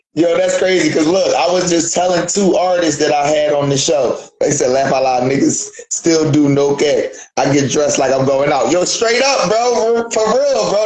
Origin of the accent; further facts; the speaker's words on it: Philadelphia, Pennsylvania, United States; when I was in kindergarten, we moved up Southwest. We moved from South Philly to Southwest Philly